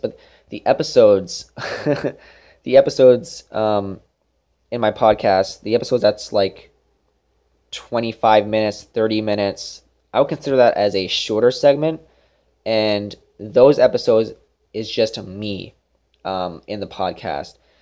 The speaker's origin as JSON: {"language": "English", "town": "Brampton", "region": "Ontario", "country": "Canada", "also_born_or_lived": "Brockville, Ontario", "moved": "yes", "said": "we're from Brampton, Ontario, close to Toronto"}